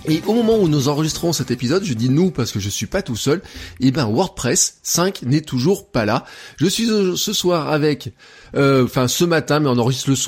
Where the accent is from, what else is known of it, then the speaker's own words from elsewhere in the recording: Auvergne-Rhône-Alpes, France; qui est pas tout à fait la France, qui est une partie de la France un peu spéciale, euh, on est presque indépendant, vous savez, nous, dans notre euh, état d'esprit.